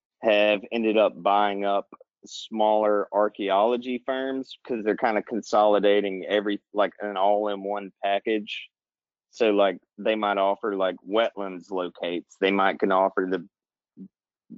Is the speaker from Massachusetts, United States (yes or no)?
no; Alabama, United States; now in Florida, United States; I'm from Alabama originally